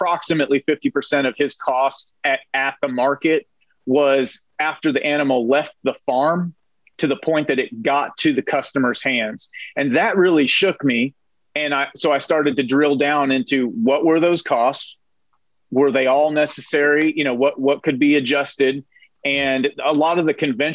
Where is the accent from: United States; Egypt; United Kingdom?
United States; Northern California; I was raised in Northern California